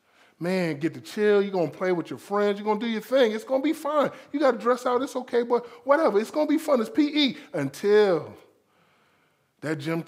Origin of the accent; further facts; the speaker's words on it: South Florida, United States; I'm from South Florida.